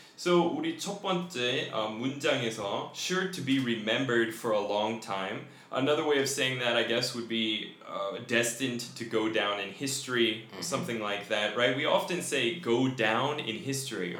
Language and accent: English; Colorado, United States; I grew up in Colorado